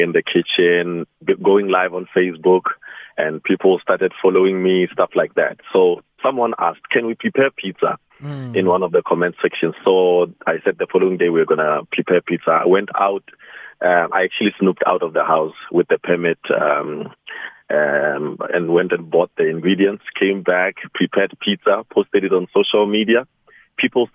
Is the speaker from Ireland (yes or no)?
no; Nwamitwa, Limpopo, South Africa; now in Polokwane, South Africa; my hometown in Nwamitwa, Tzaneen